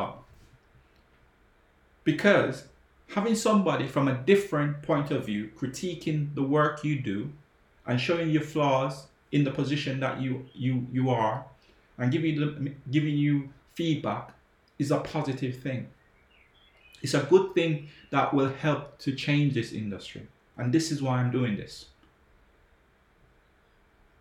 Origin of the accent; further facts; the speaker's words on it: Jamaica; now in England; I grew up in Jamaica